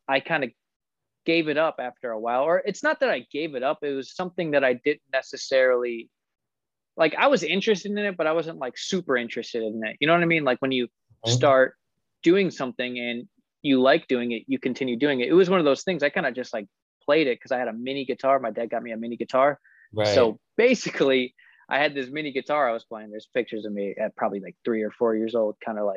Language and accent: English; Illinois, United States; I was born in Illinois. So I'm still based in Illinois.